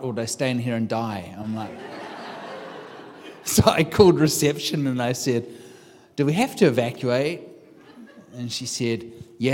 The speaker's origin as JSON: {"language": "English", "country": "New Zealand", "moved": "as an adult", "lives_now": "United States", "said": "I'm from New Zealand. I've been here for 15 years in the United States."}